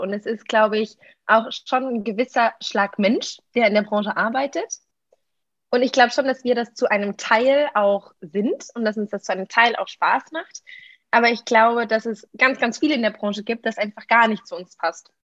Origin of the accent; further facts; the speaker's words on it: Germany; moved away as an adult; now in Lisbon, Portugal; ich komme ursprünglich aus Deutschland, klar. Ähm, ich lebe aber momentan in Lissabon und studiere hier